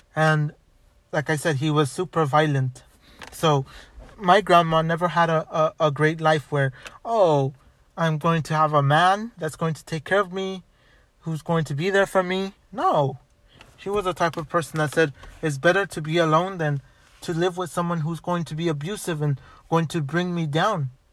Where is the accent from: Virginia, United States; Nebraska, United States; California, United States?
California, United States; Los Angeles; I was born in Boyle Heights. I was born in White Memorial back in September.